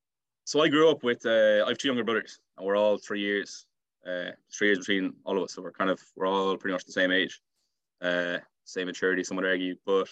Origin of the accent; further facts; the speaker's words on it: Salthill, Connacht, Ireland; So being beside the sea, being near town, our school was close to us. It's definitely a nice part of Galway. I think Galway's a nice part of Ireland as well.